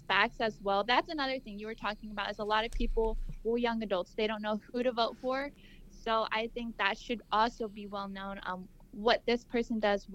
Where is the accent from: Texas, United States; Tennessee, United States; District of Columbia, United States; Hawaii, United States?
Texas, United States; Houston; also born or lived in California; I'm from Houston. But when I went to college in California, and then I came back.